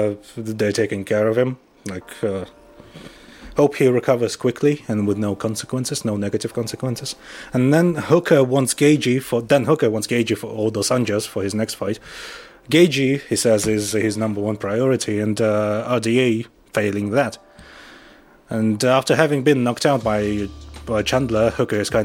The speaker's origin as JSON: {"language": "English", "country": "Russia", "said": "I'm from Russia."}